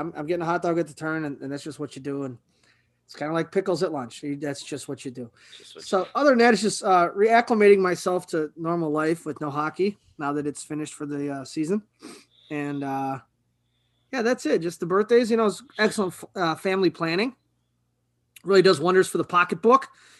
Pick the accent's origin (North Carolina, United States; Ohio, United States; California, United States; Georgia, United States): Ohio, United States; Cleveland; I'm from Cleveland, bro.